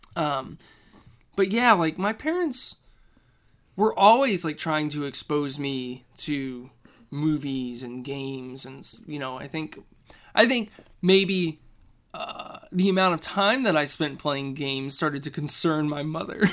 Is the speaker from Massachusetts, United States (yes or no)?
no; Elizabethtown, Kentucky, United States; moved away as an adult; now in Minneapolis, United States; Elizabethtown, Kentucky. So, it's, like, central Kentucky